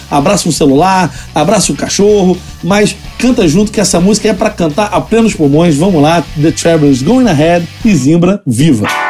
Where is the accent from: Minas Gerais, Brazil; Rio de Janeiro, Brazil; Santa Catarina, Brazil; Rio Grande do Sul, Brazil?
Rio de Janeiro, Brazil; a gente é carioca